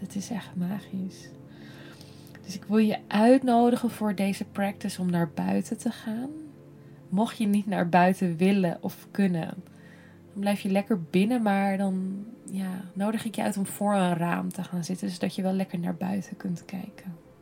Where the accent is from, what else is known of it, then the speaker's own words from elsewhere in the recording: Netherlands; wij als Nederlanders